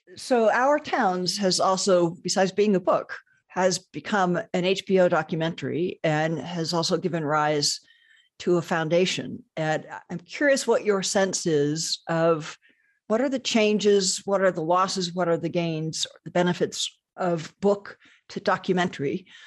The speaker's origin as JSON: {"language": "English", "town": "Columbus", "region": "Ohio", "country": "United States", "tie": "born or raised there", "said": "my hometown"}